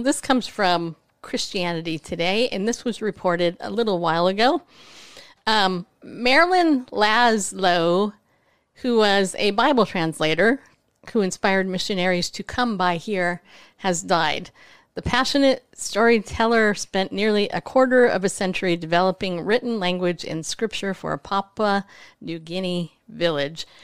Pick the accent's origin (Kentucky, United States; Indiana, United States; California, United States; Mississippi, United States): California, United States; moved away; I grew up in California